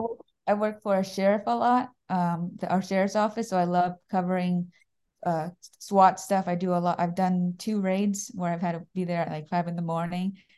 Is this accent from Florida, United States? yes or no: yes; Daytona Beach, Florida, United States; I'm from Daytona Beach, Florida.